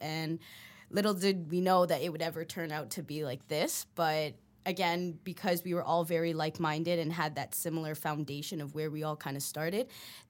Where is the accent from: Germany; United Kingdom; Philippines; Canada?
Philippines; Well, I actually I'm Filipino, so I grew up in a household with a lot of karaoke